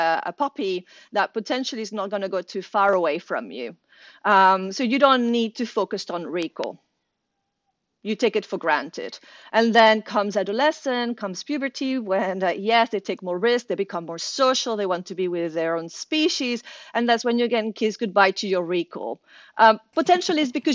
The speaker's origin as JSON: {"language": "English", "country": "Venezuela", "tie": "born or raised there", "moved": "yes", "said": "I'm originally from Venezuela"}